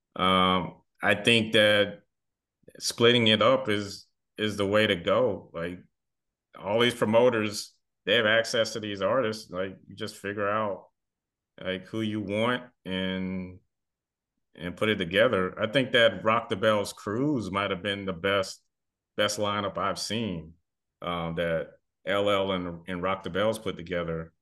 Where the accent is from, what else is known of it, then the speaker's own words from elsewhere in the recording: the South, United States; also born or lived in the Triangle, North Carolina; a lot of us, you know, kids growing up in the South